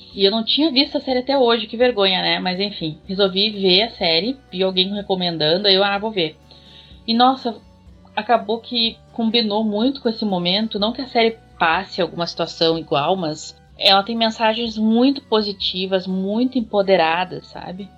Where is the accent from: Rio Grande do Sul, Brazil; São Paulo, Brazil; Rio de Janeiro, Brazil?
Rio Grande do Sul, Brazil; eu sou do Rio Grande do Sul